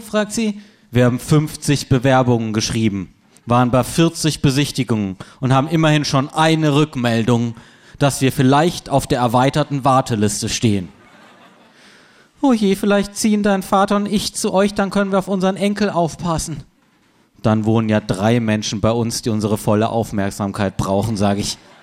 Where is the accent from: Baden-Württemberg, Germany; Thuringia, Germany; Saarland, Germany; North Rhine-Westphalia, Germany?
Baden-Württemberg, Germany; Freiburg; moved away; aus meiner Heimatstadt Freiburg